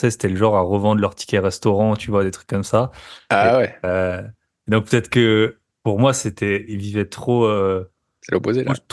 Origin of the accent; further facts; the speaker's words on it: France; quand tu vois ça en tant que Français